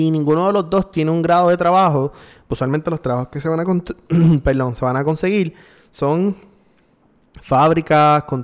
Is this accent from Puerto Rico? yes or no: yes; Puerto Rico; nosotros los puertorriqueños